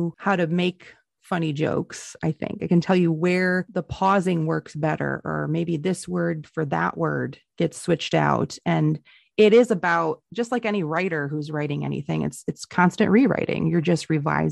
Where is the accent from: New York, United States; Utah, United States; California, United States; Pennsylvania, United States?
New York, United States; Honeoye Falls; I'm from a little suburb called Honeyway Falls, which is about, you know, 20 minutes from downtown Rochester